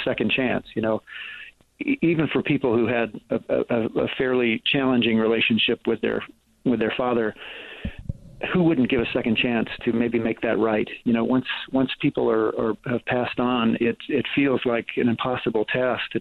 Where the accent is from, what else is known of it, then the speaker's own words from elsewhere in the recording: Ohio, United States; moved away; I went to high school in Ohio